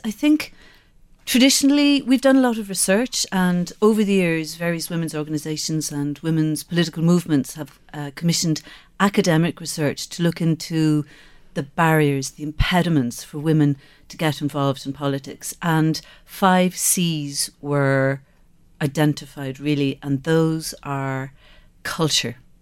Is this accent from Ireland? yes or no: yes; Skibbereen, Munster, Ireland; I grew up in Skibbereen.